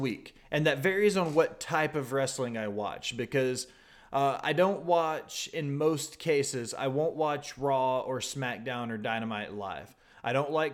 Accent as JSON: {"language": "English", "region": "the American South", "country": "United States", "tie": "born or raised there", "said": "I grew up in the American South"}